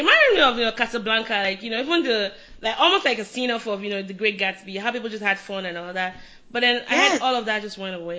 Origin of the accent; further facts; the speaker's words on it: Nigeria; moved away; I'm Nigerian